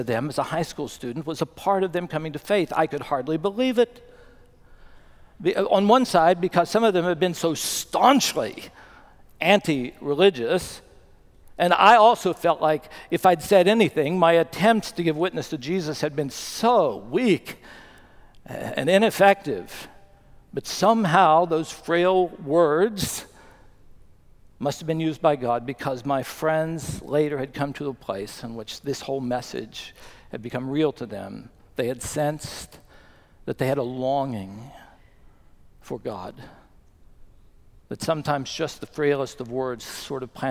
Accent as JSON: {"language": "English", "town": "Bluefield", "region": "West Virginia", "country": "United States", "tie": "born or raised there", "moved": "yes", "said": "Chris and I went back to my hometown of Bluefield, West Virginia for my 50th high school reunion"}